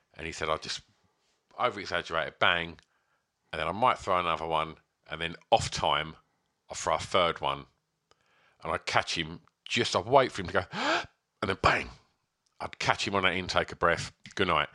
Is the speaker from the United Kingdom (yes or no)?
yes; England, United Kingdom; I do like being English